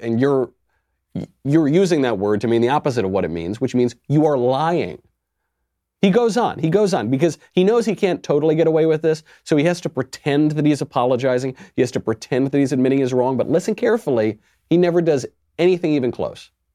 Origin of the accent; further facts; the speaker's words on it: New York, United States; I'm a New Yorker